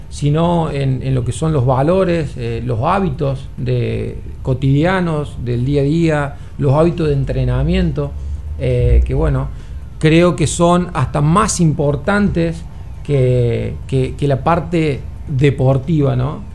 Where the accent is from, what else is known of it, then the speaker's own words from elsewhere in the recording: Argentina; now in Dominican Republic; yo soy argentino, entrenador argentino